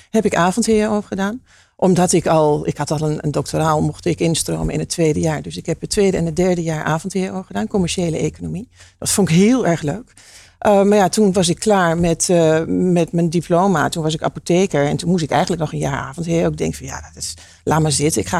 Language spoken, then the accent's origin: Dutch; Hengelo, Overijssel, Netherlands; ik kom uit Hengelo. Dat is heel grappig. En mijn vader komt uit Oekraïne.